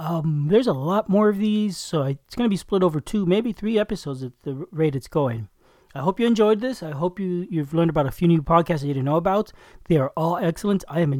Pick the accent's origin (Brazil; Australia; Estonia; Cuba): Cuba; born there; I was partial to the theme because I was born in Cuba.